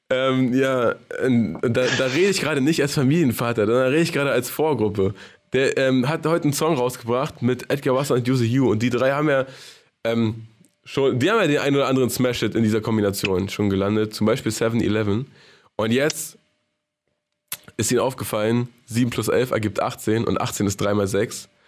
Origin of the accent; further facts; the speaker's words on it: Baden-Württemberg, Germany; now in Berlin, Germany; Das war meine Phase als, Sta als Schwabe.